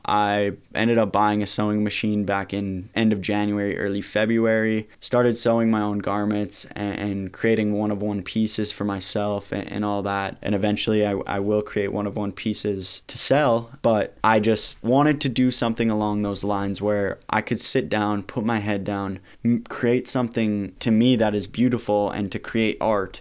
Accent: St. Albert, Alberta, Canada; my hometown, which is Saint Albert.

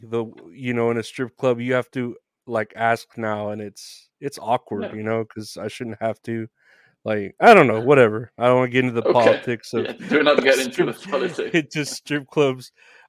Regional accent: San Antonio, Texas, United States; I'm from San Antonio.

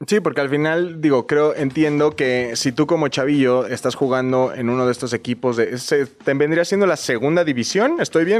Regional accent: Mexico City, Mexico; Yo soy chilango, todo se llama quesadilla y todo va en bolillo.

